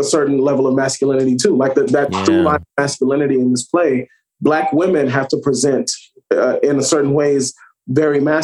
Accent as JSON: {"language": "English", "town": "New Orleans", "region": "Louisiana", "country": "United States", "said": "I'm from the South, from New Orleans"}